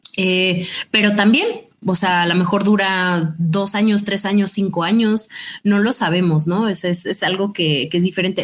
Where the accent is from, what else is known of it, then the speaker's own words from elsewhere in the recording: Mexico; como mexicano